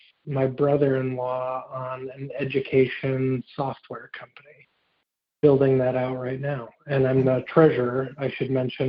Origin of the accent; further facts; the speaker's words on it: Milwaukee, Wisconsin, United States; also born or lived in Chicago area; now in Chicago, United States; I am from the Milwaukee area originally, now in the Chicago area, a couple of blocks over from Tony and Allison, in fact.